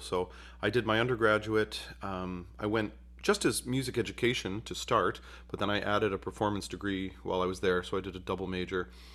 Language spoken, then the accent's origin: English; Utica, New York, United States; I grew up in Utica, New York